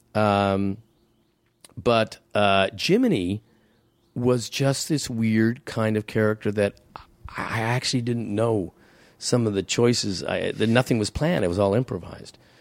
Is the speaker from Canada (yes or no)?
yes; Canada; I'm a Canadian.